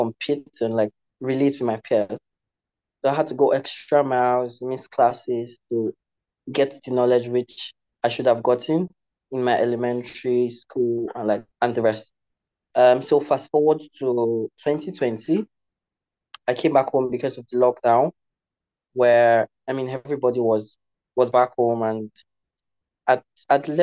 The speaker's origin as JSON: {"language": "English", "country": "Nigeria", "tie": "born or raised there", "said": "I am from Nigeria in Africa. I grew up in a rural community"}